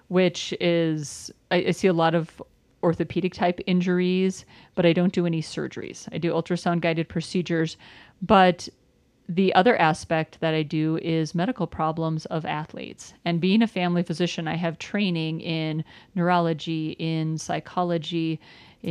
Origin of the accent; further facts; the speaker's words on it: south of the Twin Cities, Minnesota, United States; now in Parker, United States; I grew up in Minnesota near the Twin Cities, just south of the Twin Cities